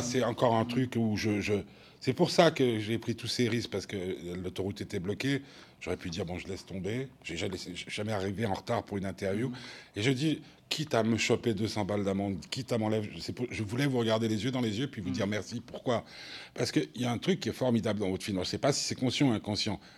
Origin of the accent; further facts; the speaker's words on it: Switzerland